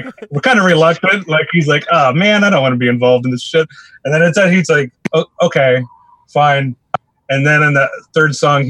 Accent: the Northwest, Pacific Northwest, United States; moved away as an adult; now in Seattle, United States; I'm from the Northwest, so I'm just sort of returning home

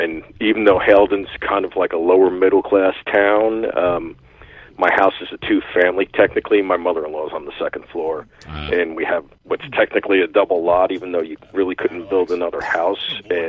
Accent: Lyndhurst, New Jersey, United States; I was born in Jersey City. My family's from there, and we lived there for like under a year. Then I grew up mostly in Lyndhurst, right by the Meadowlands.

